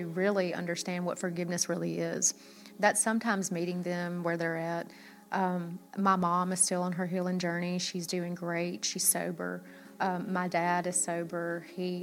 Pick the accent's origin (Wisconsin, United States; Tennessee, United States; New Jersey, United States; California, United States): Tennessee, United States; Memphis; accent: Southern; moved away; we're from Memphis